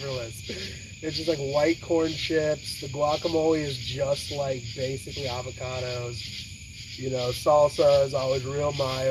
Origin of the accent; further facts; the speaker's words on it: California, United States; moved away; I'm from California